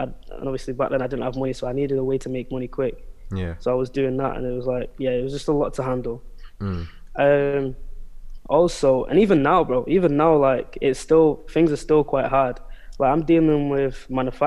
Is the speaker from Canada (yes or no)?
no; United Kingdom; born or raised there; also born or lived in Angola / Portugal